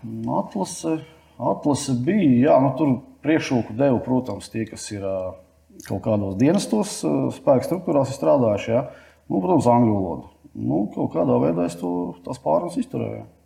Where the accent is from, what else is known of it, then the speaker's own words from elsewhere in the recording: Latvia; mēs no Latvijas aizbraucām